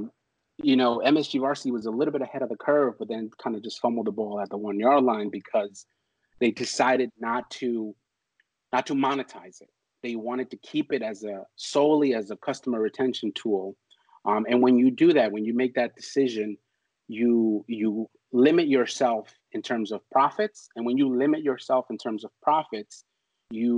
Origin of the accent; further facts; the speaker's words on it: New York City, New York, United States; That school was actually about 10 minutes away from where I grew up in Harlem